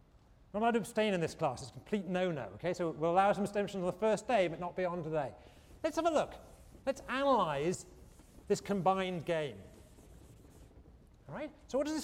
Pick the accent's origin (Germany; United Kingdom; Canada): United Kingdom; England; moved away as an adult; when I was a kid growing up in England